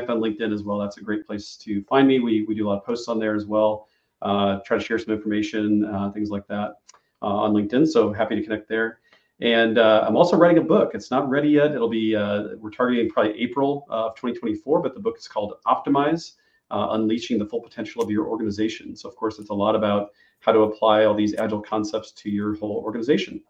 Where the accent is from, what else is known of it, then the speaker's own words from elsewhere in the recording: Illinois, United States; I'm from Illinois, and it's the land of Lincoln